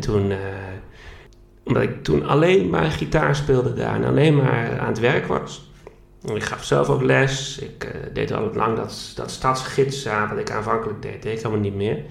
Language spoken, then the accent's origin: Dutch; Groningen, Netherlands; moved away as an adult; also born or lived in Barcelona; dat ik Groningen ook heel erg mis, waar ik vandaan kom